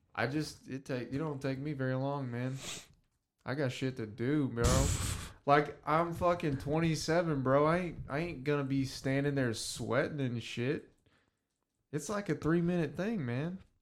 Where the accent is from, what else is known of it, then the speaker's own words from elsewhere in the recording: the South, United States; growing up in the South